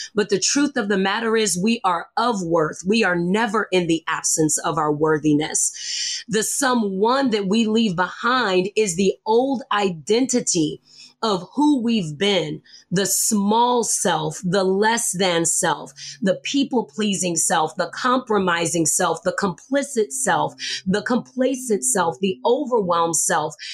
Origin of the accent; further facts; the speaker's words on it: the South, United States; I grew up in the South